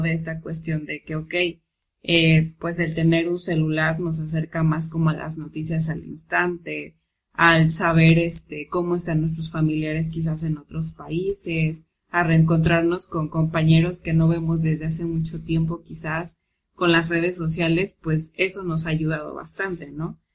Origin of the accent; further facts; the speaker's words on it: Mexico; como todo mexicano